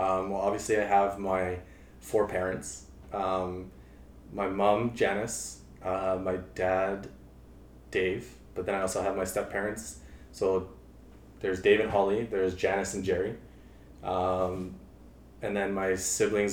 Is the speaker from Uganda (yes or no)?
no; Calgary, Alberta, Canada; moved away as an adult; now in Edmonton, Canada; I grew up in Calgary